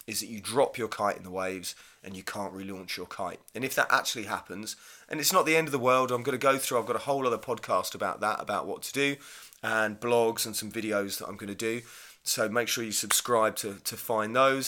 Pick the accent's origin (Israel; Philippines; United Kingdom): United Kingdom; Hythe, South East England; I grew up kite surfing in Hythe and Kent